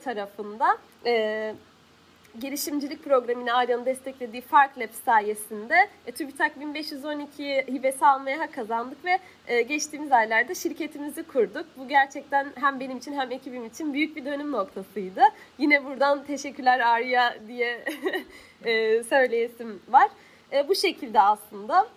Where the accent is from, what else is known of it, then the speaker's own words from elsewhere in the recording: Hatay, Turkey; Hataylıyım. Ben Hatay'da sürekli olarak böyle özellikle yaz mevsiminde hem sıcak hem de sık sık su kesintileri